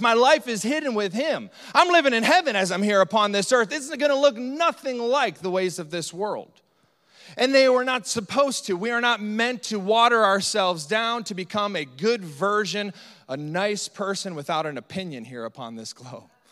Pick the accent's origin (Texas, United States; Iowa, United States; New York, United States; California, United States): Iowa, United States; Northeast; specifically Northeast Iowa, where we're from